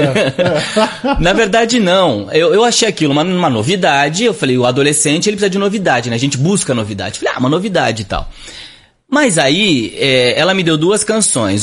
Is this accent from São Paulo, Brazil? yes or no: yes; Barrinha, São Paulo, Brazil; also born or lived in Sertãozinho; Eu nasci em Sertãozinho, mas fui criado em Barrinha, é, que é uma cidade do lado de Sertãozinho